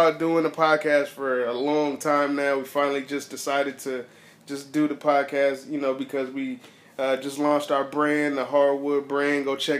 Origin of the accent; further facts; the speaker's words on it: Inglewood, California, United States; Oh, I'm from Inglewood, California. Inglewood, California. See, I actually grew up across the street from the Forum in Carlton Square.